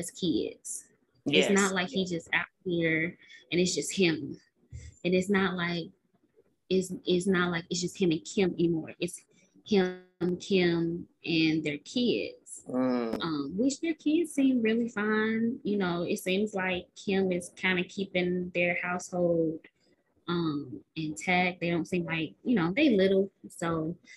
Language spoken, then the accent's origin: English; Chicago, Illinois, United States; we're from Chicago